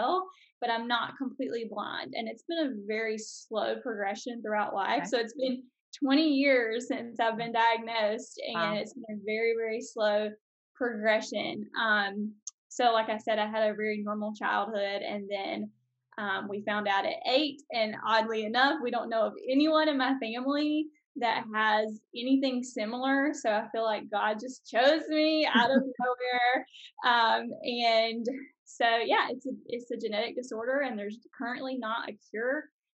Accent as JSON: {"language": "English", "region": "South Carolina", "country": "United States", "moved": "as an adult", "lives_now": "Mississippi, United States", "said": "We're currently living in Mississippi and, we're from South Carolina"}